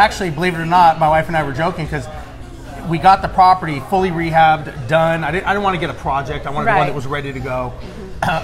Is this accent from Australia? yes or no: no; Huntington Beach, California, United States; moved away as an adult; also born or lived in Los Angeles / Guam; now in Houston, United States; I was born and raised on the West Coast in Huntington Beach, Orange County area. August of 2001, we moved here to Houston.